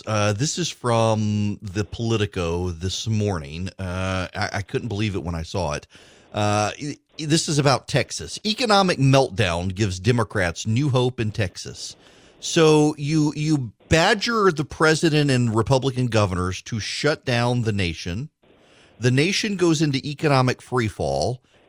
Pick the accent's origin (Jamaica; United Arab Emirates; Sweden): United Arab Emirates; Dubai; I've never been, honestly. I grew up in Dubai. We were in the desert. We didn't go hunting.